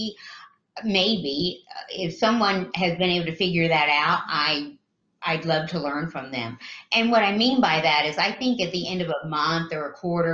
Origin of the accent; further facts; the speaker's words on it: the South, United States; I grew up in the South, and the South is quite different